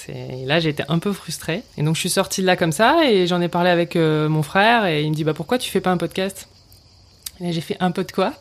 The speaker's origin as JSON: {"language": "French", "region": "Hauts-de-France", "country": "France", "tie": "born or raised there", "moved": "as an adult", "lives_now": "Vaucluse, France", "said": "je suis originaire du nord de la France, donc je suis une ch'ti"}